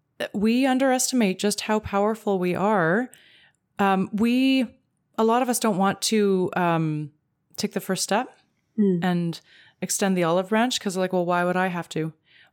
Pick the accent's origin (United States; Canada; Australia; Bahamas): Canada; as a Canadian